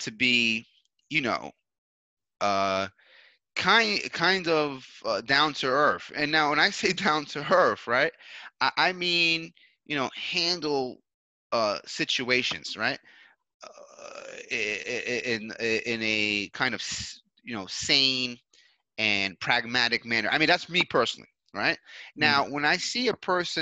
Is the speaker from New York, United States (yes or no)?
yes; New York City, New York, United States; moved away as an adult; now in Colombia; I grew up in New York